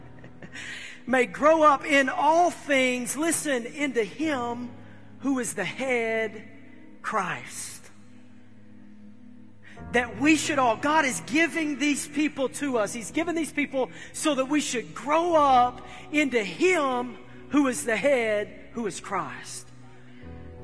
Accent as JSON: {"language": "English", "country": "United States", "said": "I'm from Humphreys County"}